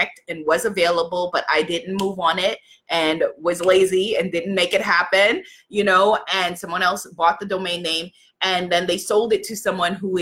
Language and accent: English; New York, United States; I'm from New York.